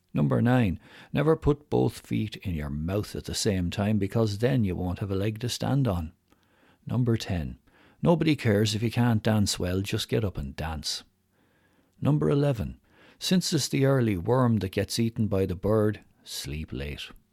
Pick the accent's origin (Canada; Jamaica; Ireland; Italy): Ireland; accent: strong Irish; my strong Irish accent